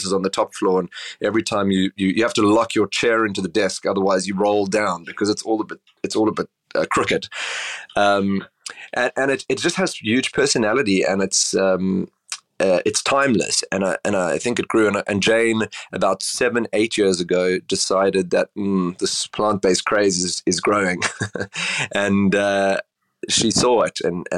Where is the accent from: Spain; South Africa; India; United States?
South Africa; Cape Town, Western Cape; So I grew up in Cape Town. I don't know if you've ever been to Cape Town, but it's a beautiful, sleepy city on the southern tip of Africa.